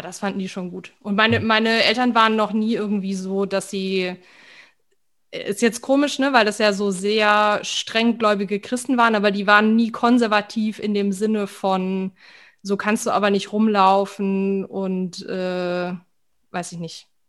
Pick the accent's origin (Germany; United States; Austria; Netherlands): Germany; Weinheim, Baden-Württemberg; ich bin in Weinheim an der Bergstraße auf, aufgewachsen